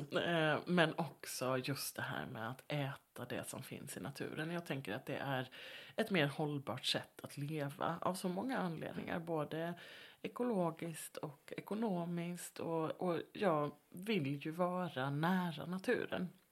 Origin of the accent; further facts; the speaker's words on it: Halland County, Sweden; Halland där jag växte upp